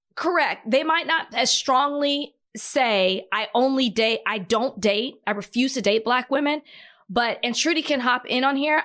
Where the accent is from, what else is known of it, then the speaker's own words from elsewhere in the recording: Dallas, Texas, United States; I'm from Dallas